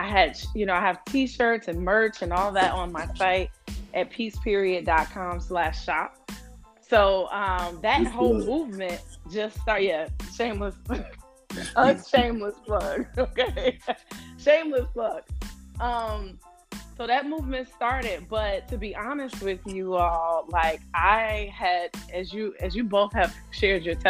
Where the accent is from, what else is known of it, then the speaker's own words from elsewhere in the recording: Chicago, Illinois, United States; moved away as an adult; now in New York, United States; I grew up in Chicago, Illinois. Chi-Town. And I live currently in New York.